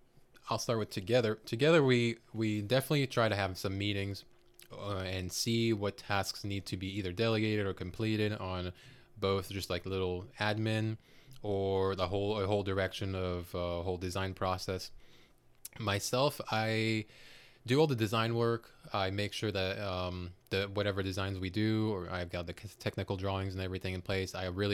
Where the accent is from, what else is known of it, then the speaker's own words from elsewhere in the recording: Côte d’Ivoire; born there; Myself, I was born in West Africa in Cote d'Ivoire, which in English would be Ivory Coast. Growing up, I traveled, or not just traveled, but really lived in six different countries. Seventh would be the States.